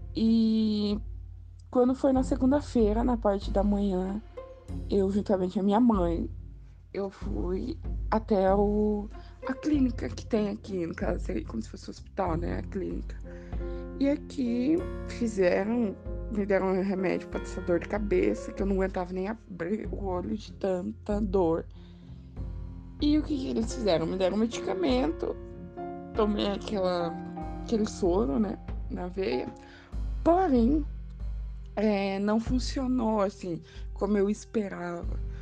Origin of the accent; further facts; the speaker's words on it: Curitiba, Paraná, Brazil; sou de Curitiba, Paraná